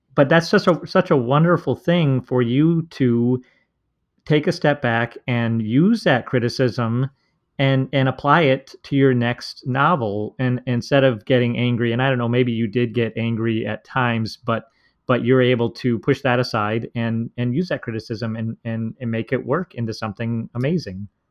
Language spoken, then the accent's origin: English; Minnesota, United States; I'm from Minnesota